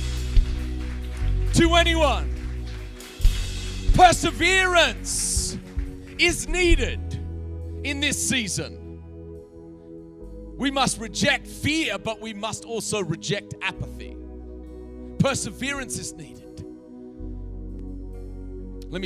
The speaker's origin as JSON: {"language": "English", "country": "Australia", "also_born_or_lived": "America", "moved": "yes", "lives_now": "United States", "said": "I'm from Australia, live in America"}